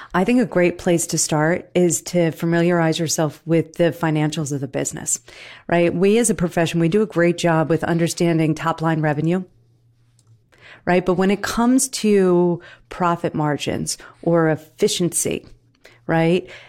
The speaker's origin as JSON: {"language": "English", "region": "New Jersey", "country": "United States", "said": "I'm from Jersey, okay? Dirty Jersey"}